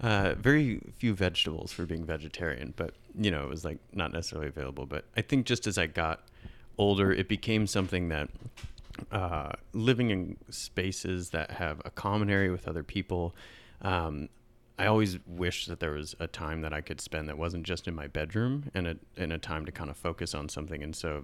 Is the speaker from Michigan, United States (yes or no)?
yes; Michigan, United States; I grew up in Northern Michigan, and that's in the late 90s, that just wasn't a thing